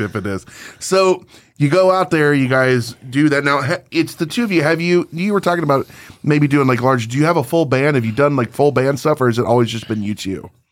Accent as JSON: {"language": "English", "area": "Chicagoland", "region": "Illinois", "country": "United States", "said": "we're from Chicagoland"}